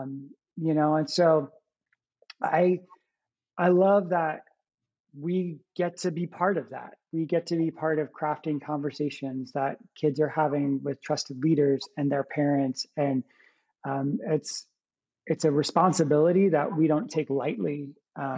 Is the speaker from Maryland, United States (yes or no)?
no; New Jersey, United States; I grew up in New Jersey, uh, right outside of New York City, uh, about maybe like 20 minutes outside of the city